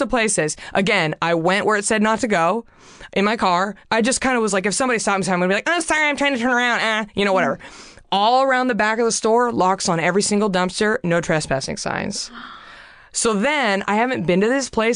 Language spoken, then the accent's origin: English; Garland, Texas, United States; moved away as an adult; now in Los Angeles, United States; my hometown and try Garland, Texas